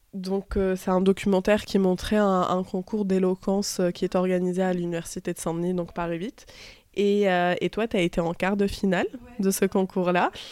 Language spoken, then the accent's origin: French; Tunisia; je suis tunisienne